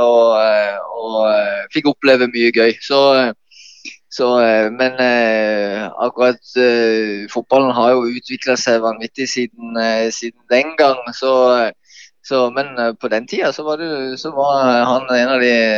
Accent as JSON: {"language": "Norwegian", "town": "Kristiansand", "region": "Agder", "country": "Norway", "tie": "born or raised there", "said": "Jeg vokste opp på Hellemyr"}